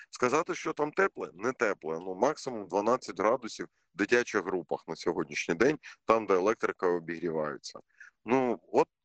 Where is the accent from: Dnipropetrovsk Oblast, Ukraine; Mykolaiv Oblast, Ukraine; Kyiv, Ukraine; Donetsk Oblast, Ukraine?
Donetsk Oblast, Ukraine; Mariupol; Ми, ми кожен маріуполець розуміє, що в Києві в Києві не буває так холодно, як в Маріуполі за однакової температури.